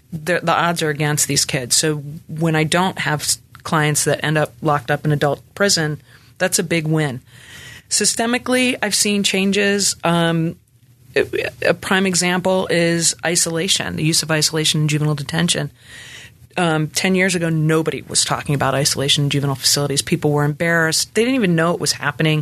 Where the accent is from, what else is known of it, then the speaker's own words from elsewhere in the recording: Camden County, New Jersey, United States; moved away as an adult; now in Memphis, United States; where I come from in New Jersey, I come from Camden County